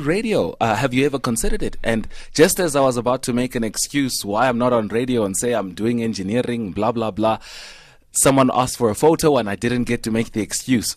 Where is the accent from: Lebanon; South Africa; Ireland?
South Africa; Vanderbijlpark, Gauteng; I grew up in Van der Bijl